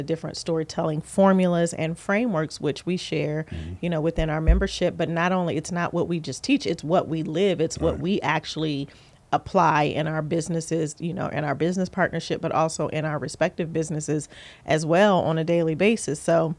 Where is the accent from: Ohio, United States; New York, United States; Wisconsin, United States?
Ohio, United States; Columbus; also born or lived in California; And I say back to because although I was born in Ohio, I was raised between Ohio and California, literally back and forth.